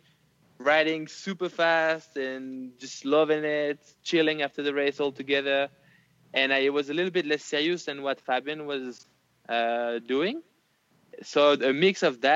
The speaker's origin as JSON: {"language": "English", "town": "Nice", "region": "Provence-Alpes-Côte d'Azur", "country": "France", "tie": "born or raised there", "said": "I would come back to Nice, my hometown"}